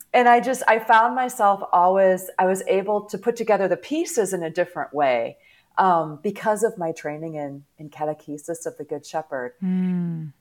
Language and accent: English; St. Louis, Missouri, United States; now in Atlanta, United States; I grew up in the St. Louis area